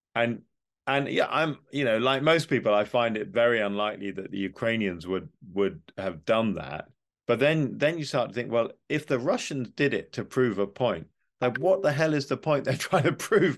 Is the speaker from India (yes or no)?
no; United Kingdom; as a Brit, I'm a very pro-European Brit